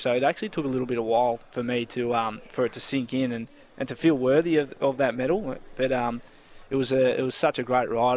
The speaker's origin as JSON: {"language": "English", "town": "Preston", "region": "Victoria", "country": "Australia", "tie": "born or raised there", "said": "growing up in Preston."}